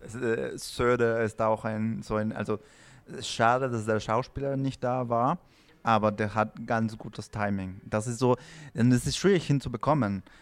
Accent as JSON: {"language": "German", "country": "Peru", "second_language": "German", "moved": "yes", "said": "ich komme aus Peru"}